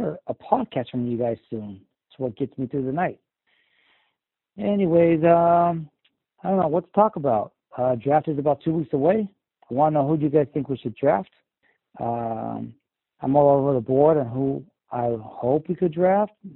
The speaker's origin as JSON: {"language": "English", "region": "Southern California", "country": "United States", "said": "I'm from Southern California"}